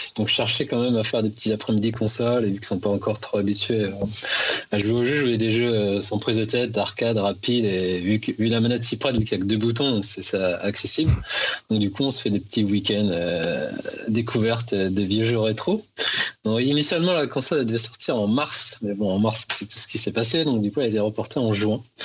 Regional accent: Paris, Île-de-France, France; je suis parisien de base

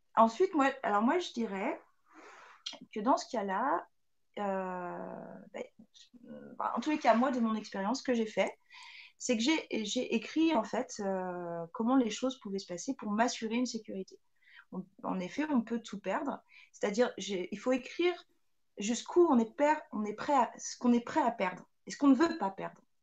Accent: France; chez nous, en France

